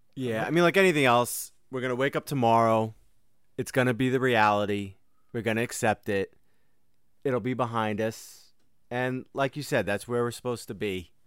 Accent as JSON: {"language": "English", "town": "Austin", "region": "Texas", "country": "United States", "said": "I'm from Austin, Texas"}